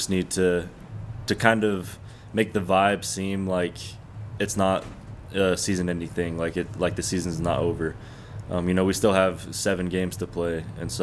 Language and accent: English; Texas, United States; moved away; I'm from Texas